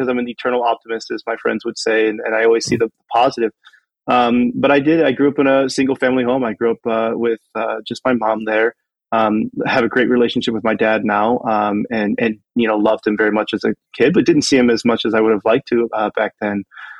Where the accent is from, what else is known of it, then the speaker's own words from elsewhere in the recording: Canton, Ohio, United States; So I grew up in Canton, Ohio, or as we would say when I grew up there, Canton, Ohio, right?